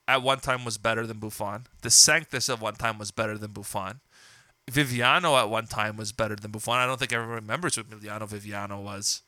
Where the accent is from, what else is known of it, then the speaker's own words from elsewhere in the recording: Trapani, Sicily, Italy; now in Canada; one of my hometown clubs, Trapani